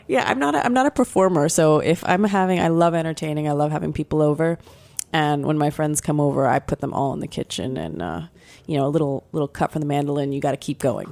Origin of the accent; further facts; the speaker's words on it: Florida, United States; moved away; I grew up in Florida.